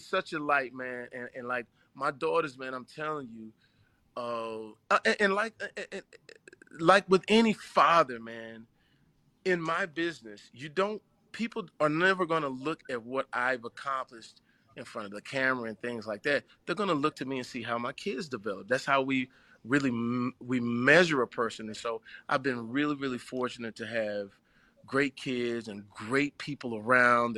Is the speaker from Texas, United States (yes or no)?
yes; Terrell, Texas, United States; moved away as an adult; growing up in Terrell, Texas